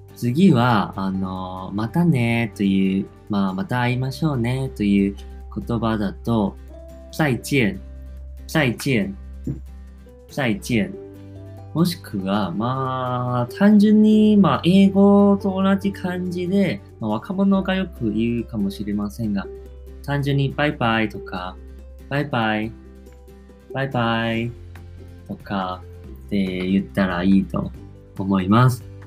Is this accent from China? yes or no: no; Taiwan; accent: Taiwanese; first language Chinese; Japanese is a second language; 自分は台湾出身なので、もちろん、まあ、中国語も台湾なまりになってる